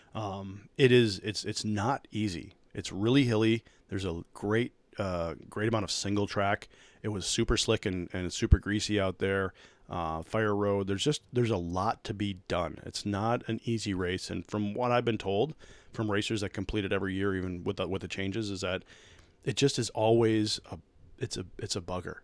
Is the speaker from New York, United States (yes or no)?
no; Minnesota, United States; being a Minnesotan